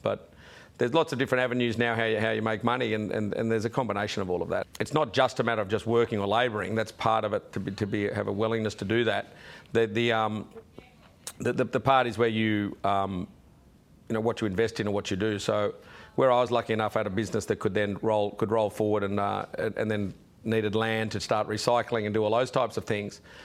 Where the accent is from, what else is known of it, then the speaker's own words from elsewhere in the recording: Sydney, New South Wales, Australia; also born or lived in Wollongong; I was born in Wollongong on the way, and then as a toddler, I ended up in Sydney